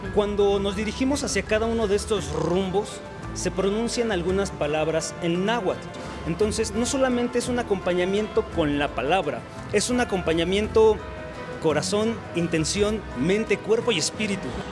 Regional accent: Mexico; desde nuestro mestizaje como mexicanos mestizos

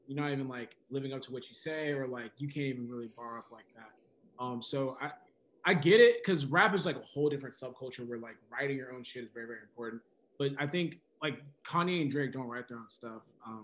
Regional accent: Nigeria; So I'm like, so I'm Nigerian, African, and then

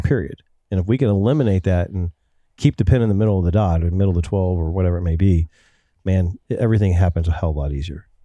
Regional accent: Ohio, United States; I'm from Ohio

